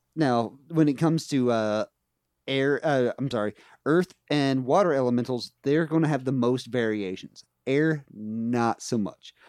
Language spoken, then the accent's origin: English; West Virginia, United States; where I grew up in West Virginia